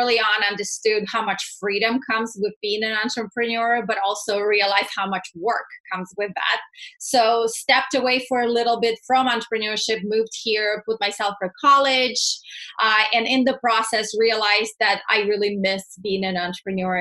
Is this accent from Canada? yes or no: no; Russia; moved away as an adult; also born or lived in Texas; now in United States; born and raised in Russia, moved here right before I turned 21